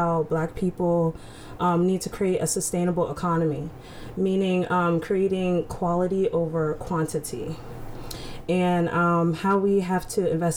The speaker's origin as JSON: {"language": "English", "country": "United States", "tie": "born or raised there", "said": "me growing up in Howard County"}